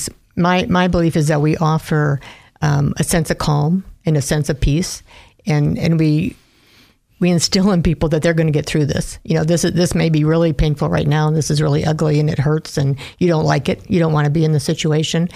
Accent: Minnesota, United States; now in Idaho, United States; I'm from the Midwest, from Minnesota originally

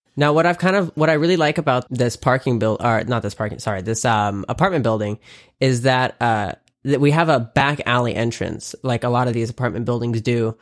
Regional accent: the South, United States; now in California, United States; I grew up in the South and, like, the South has manners

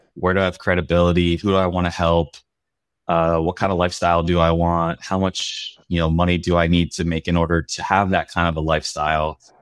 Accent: Pennsylvania, United States; moved away as an adult; also born or lived in Davis, California; I grew up in Pennsylvania in a really small town in rural Pennsylvania

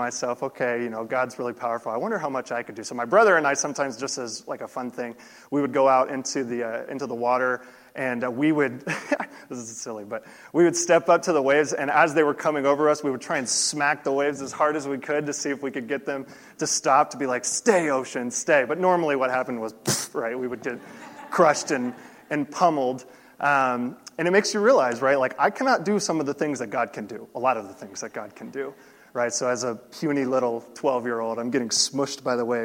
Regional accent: Florida, United States; I grew up in Florida

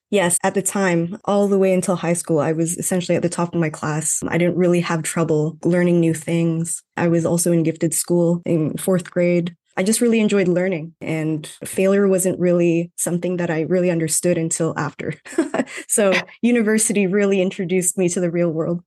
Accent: Toronto, Ontario, Canada; first language Tagalog; English is a second language; moved away as an adult; also born or lived in Vancouver / Calgary; I was born in Toronto, but I grew up in a Filipino household. So I actually learned Tagalog first and I learned English in school

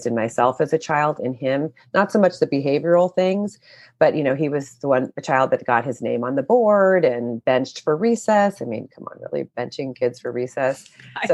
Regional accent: Oakland, California, United States; I grew up in Oakland, in California

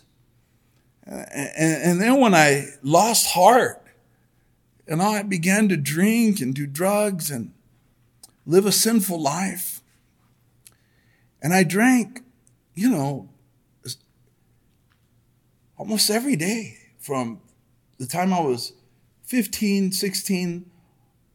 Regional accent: El Monte, California, United States; born or raised there

